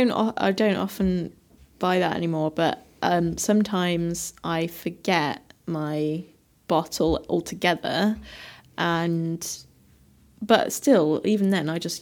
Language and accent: English; West Midlands, United Kingdom; now in London, United Kingdom; But where I grew up in Staffordshire, I know that, you know, I used to drive to the gym.